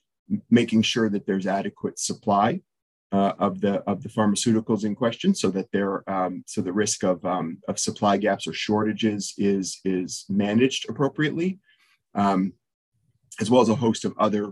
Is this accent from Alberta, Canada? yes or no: no; just outside of Toronto, Ontario, Canada; moved away as an adult; now in Nashville, United States; I spent the first years of my career in Canada, where I grew up just outside of Toronto